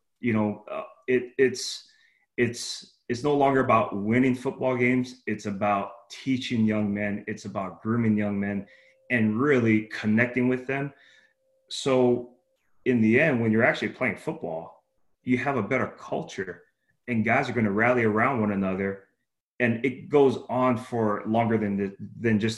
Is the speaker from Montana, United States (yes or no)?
no; Hawaii, United States; moved away; I'm Hawaiian, so that's my Polynesian descent. I'm Hawaiian. So, you know, back home in Hawaii, it's about, you respect your elders